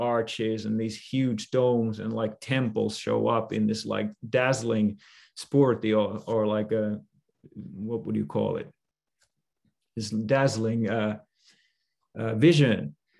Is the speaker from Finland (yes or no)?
yes; Finland; now in California, United States; I decided to become a monk, and I came from Finland to California with Guru Maharaj.